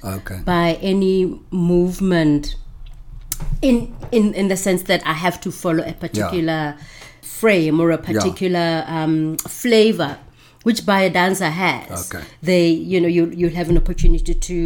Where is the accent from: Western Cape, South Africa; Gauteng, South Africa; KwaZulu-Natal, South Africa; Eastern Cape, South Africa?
Gauteng, South Africa; Pretoria; English is a second language; moved away as an adult; also born or lived in Johannesburg / Cape Town; I grew up in Pretoria